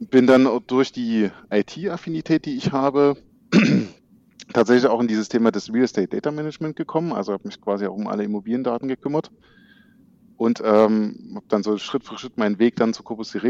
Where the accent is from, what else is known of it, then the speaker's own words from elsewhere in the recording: Düsseldorf, North Rhine-Westphalia, Germany; moved away as an adult; jetzt doch schon äh, über zehn Jahre in Düsseldorf, also meiner Heimatstadt, nach meinem Studium Wiedersehen gesagt.